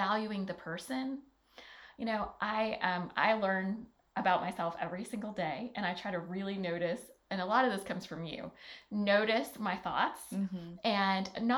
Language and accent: English; Alabama, United States; moved away as an adult; I grew up in Alabama.